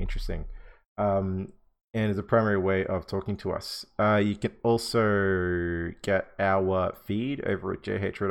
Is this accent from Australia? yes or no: yes; Australia; because we are Australian.